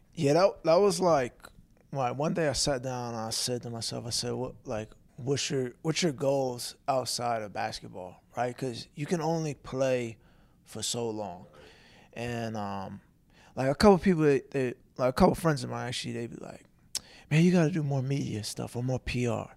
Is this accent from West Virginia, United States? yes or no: no; Long Island, New York, United States; now in Philadelphia, United States; growing up in Long Island